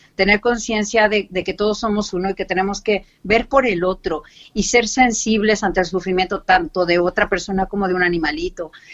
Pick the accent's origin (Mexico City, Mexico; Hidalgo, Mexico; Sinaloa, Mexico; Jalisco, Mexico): Mexico City, Mexico; moved away as an adult; now in Cartagena, Spain; extrañando mi México una barbaridad. Y sí, soy del DF, bueno, del antiguo DF que ahora es Ciudad de México